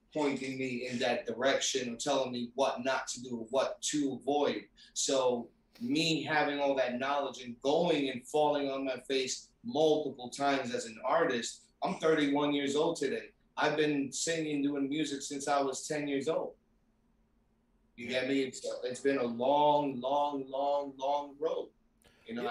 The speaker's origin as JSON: {"language": "English", "town": "New York City", "region": "New York", "country": "United States", "tie": "born or raised there", "moved": "yes", "lives_now": "Florida, United States", "said": "I grew up in New York City, uh, raised in uh, raised in Brooklyn, grew up in Queens"}